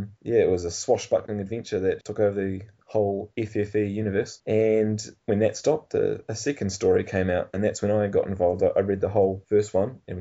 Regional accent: Nelson, New Zealand; I'm from Nelson, which is a pretty small town, and Christchurch was the big smoke for me.

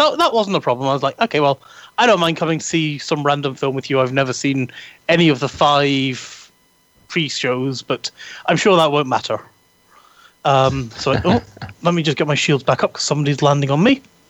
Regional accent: Edinburgh, Scotland, United Kingdom; accent: Edinburgh; So while we were waiting for the tram going home, my Edinburgh accent, I was blathering away with him, and my Edinburgh accent came back.

